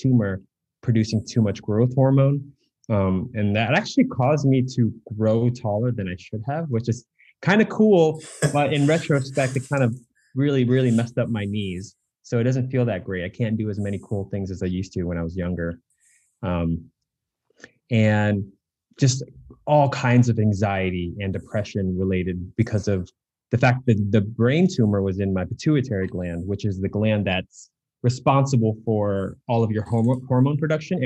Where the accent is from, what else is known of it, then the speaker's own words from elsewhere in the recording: United States; I'm Asian American